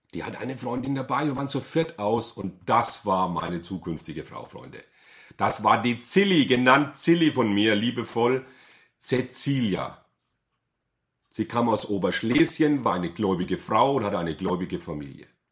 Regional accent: Bad Kissingen, Bavaria, Germany; Ich bin aufgewachsen in Bad Kissingen.

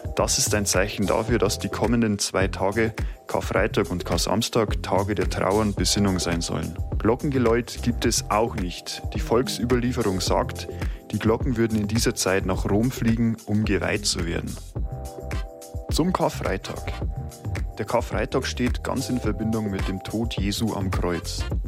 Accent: Germany; Bei uns in Deutschland

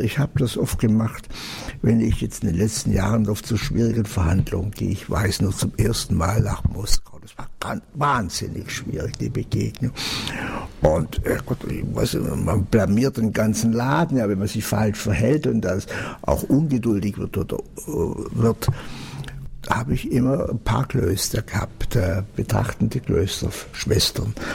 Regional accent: Allgäu, Bavaria, Germany; Ich selber bin groß geworden im Allgäu

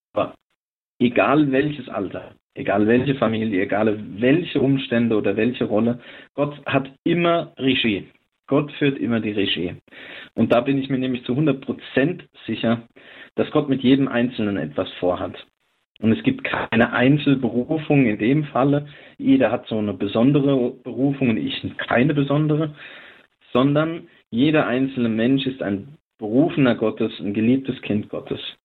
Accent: Lindenfels, Hesse, Germany; now in Neuzelle, Germany; Ich selbst bin äh, aus dem vorderen Odenwald. Ich bin dort geboren in der Stadt Lindenfels

